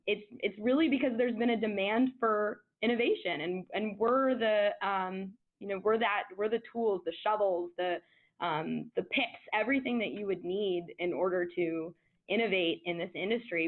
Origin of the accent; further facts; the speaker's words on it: Washington, District of Columbia, United States; I am from Washington, D.C., and I was raised by lawyers.